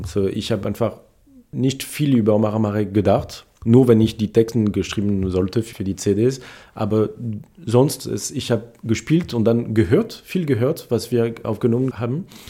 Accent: Paris, Île-de-France, France; German is a second language; moved away as an adult; also born or lived in Switzerland; now in Nancy, France; Ich bin aus Paris und ich habe dann in, in der Schweiz studiert

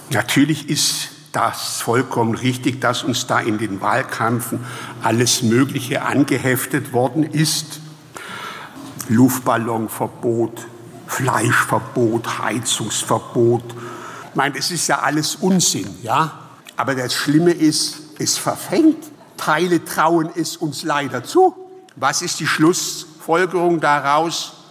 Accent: Heidelberg, Baden-Württemberg, Germany; moved away; Also ich bin Heidelberger und dann äh, habe ich das gemacht, was man nicht tun sollte als Baden-Württemberger, nämlich nach Rheinland-Pfalz

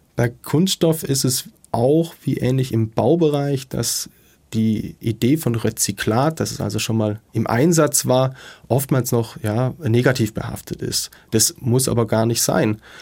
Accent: Ludwigsburg, Baden-Württemberg, Germany; in meiner Heimatstadt in Ludwigsburg

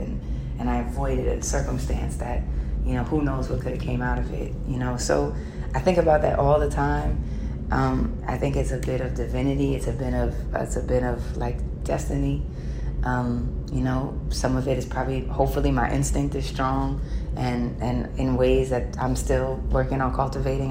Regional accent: New York, United States; as a New Yorker and just being born and raised there

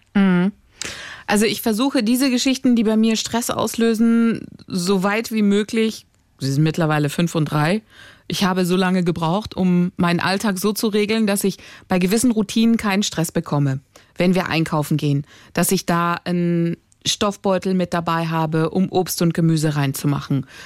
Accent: Greece; ich bin Griechin

